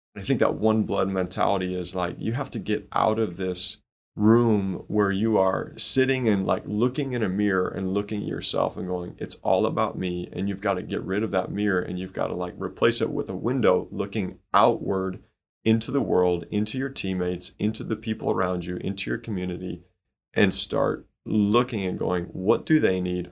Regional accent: Chicago, Illinois, United States; now in Indiana, United States; I grew up in Chicago, so definitely a Bears fan

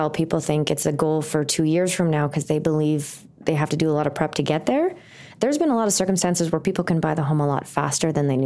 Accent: Thunder Bay, Ontario, Canada; moved away as an adult; now in Calgary, Canada; I am not from Calgary. And I used to count how many people answered and said yes, because it took a couple years of living here before someone actually told me they were born and raised. I am from Thunder Bay, Ontario.

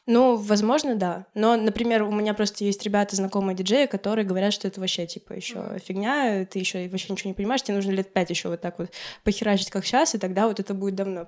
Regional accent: Republic of Karelia, Russia; Я родилась в Карелии, где в целом Финляндия это прям 30 километров

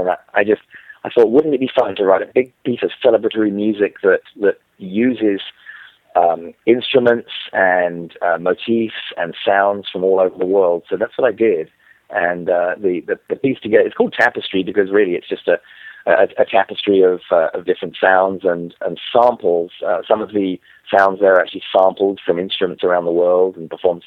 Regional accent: England, United Kingdom; accent: English; moved away as an adult; also born or lived in New York; now in Florida, United States; I grew up in England, if you can't tell from my accent.

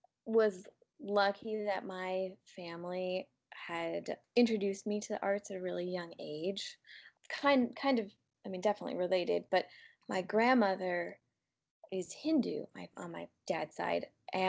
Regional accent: United States; Whereas as I got older, growing up in the United States

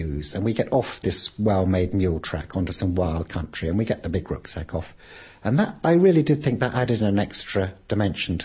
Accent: Scotland, United Kingdom; Scottish people. We're from Scotland.

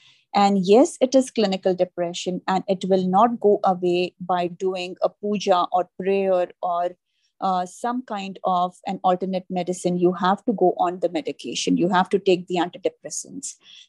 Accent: India; now in New York, United States; But that was something new and different that I learned when I moved from India to New York.

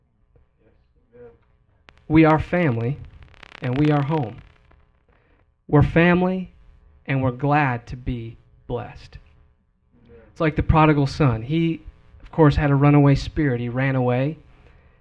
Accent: Wisconsin, United States; moved away as an adult; when I moved from Wisconsin, I left my hometown

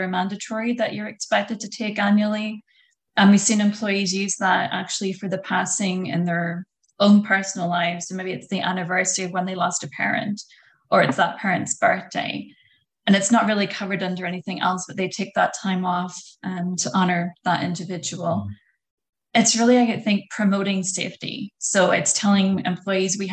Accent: Northern Ireland, United Kingdom; moved away as an adult; also born or lived in London, United Kingdom; now in Canada; I'm from Northern Ireland originally.

